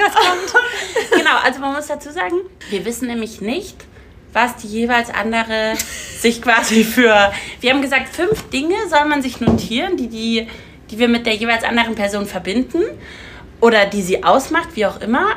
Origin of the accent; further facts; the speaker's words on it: Munich, Bavaria, Germany; wir kommen aus München